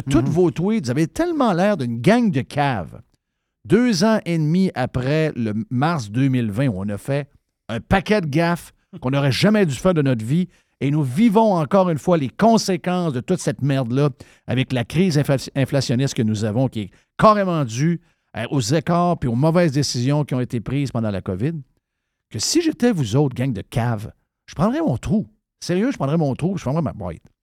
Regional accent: Saguenay, Quebec, Canada; moved away; j'arrive du Saguenay. J'ai été élevé au Saguenay.

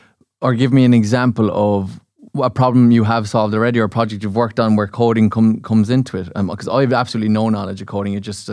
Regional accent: Munster, Ireland; I'm from Munster, I'm the only guy down from Munster.

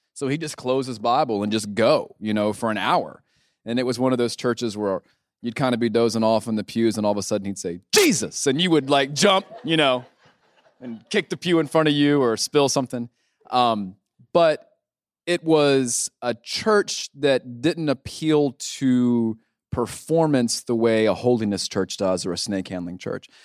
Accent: Gastonia, North Carolina, United States; moved away as an adult; also born or lived in Louisiana / West Virginia; I grew up in Gastonia

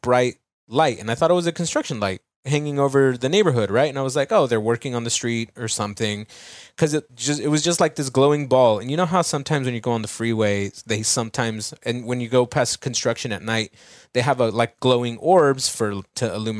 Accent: Santa Maria, California, United States; It's Santa Maria.

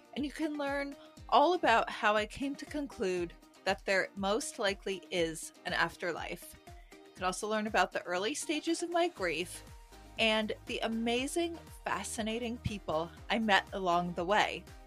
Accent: New York City, New York, United States; I'm a New Yorker

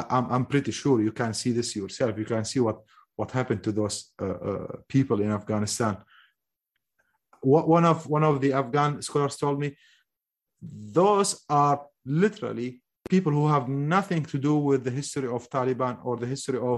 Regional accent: Mosul, Nineveh, Iraq; I am from the occupied Mosul.

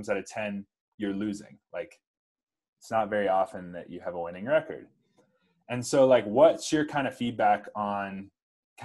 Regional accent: South Carolina, United States; I'm from South Carolina

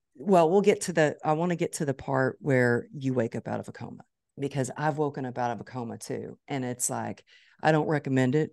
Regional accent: Dallas, Texas, United States; It's my hometown

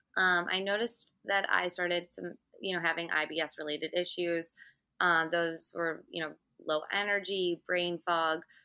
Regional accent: Michigan, United States; now in New York City, United States; I'm from Michigan

